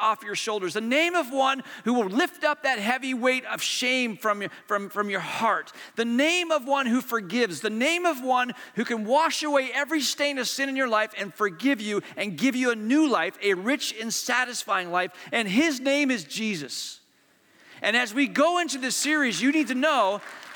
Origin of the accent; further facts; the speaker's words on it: Hong Kong; I was born in Hong Kong, and my brother was in the second grade at Hong Kong International School